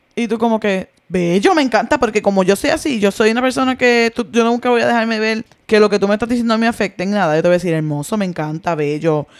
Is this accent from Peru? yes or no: no; Puerto Rico; moved away; en mi país